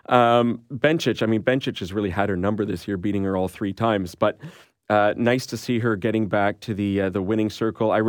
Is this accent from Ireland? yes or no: no; Canada; we're Canadian